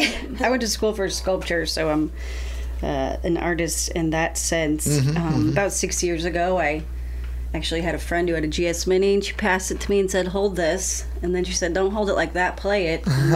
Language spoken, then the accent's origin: English; Columbia, Missouri, United States; I'm from Columbia.